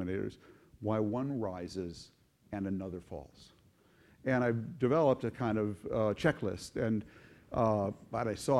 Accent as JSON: {"language": "English", "town": "St. Louis Park", "region": "Minnesota", "country": "United States", "tie": "born or raised there", "said": "growing up in St. Louis Park in the 50s and 60s"}